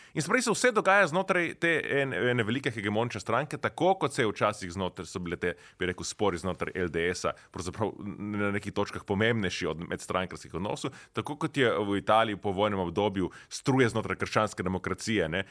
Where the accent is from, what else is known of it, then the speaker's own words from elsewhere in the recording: Nova Gorica, Slovenia; prihajam iz Nove Gorice